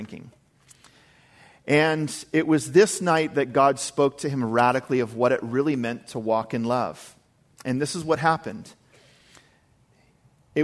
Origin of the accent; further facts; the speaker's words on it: Maine, United States; I grew up in Maine, and I know what winter storms are like